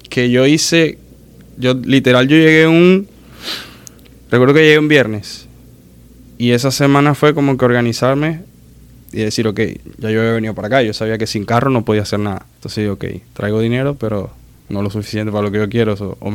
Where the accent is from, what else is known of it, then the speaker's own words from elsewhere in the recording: Maracaibo, Zulia, Venezuela; soy de Maracaibo de Venezuela, pero soy de Maracaibo y el maracucho es así.